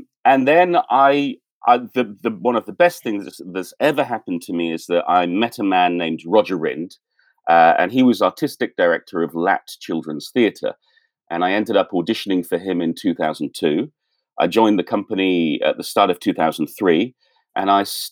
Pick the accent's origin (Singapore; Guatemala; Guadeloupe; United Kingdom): United Kingdom; Abingdon, South East England; moved away as an adult; now in Seoul, South Korea; I'm originally from the UK, from a town called Abingdon near Oxford.